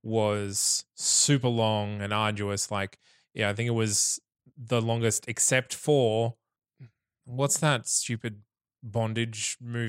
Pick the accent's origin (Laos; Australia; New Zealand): Australia; Just to clarify, everyone, I am a pirate because I'm Australian.